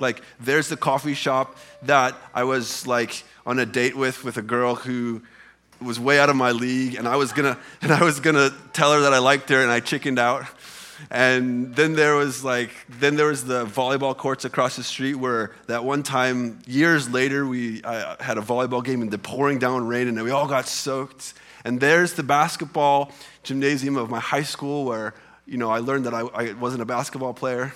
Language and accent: English; Illinois side, United States; moved away as an adult; I grew up on the Illinois side of the Mississippi River.